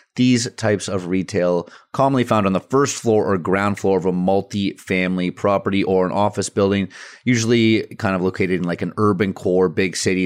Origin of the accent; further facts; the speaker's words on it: British Columbia, Canada; BC, my, my hometown, my home province